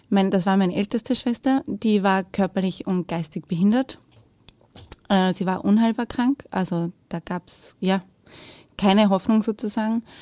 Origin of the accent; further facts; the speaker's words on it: Lower Austria, Austria; also born or lived in Vienna; Also geboren bin ich in Wien, aber ich lebe, also habe gelebt damals in der Nähe von Wien. Also Niederösterreich, aber fast in Wien.